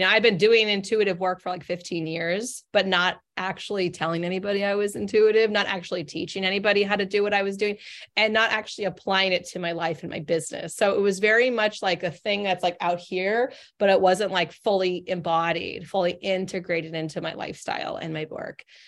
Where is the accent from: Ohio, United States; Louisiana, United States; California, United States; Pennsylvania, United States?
California, United States; Northern; now in Boston, United States; I grew up in Northern California, moved three thousand miles away to Boston, Massachusetts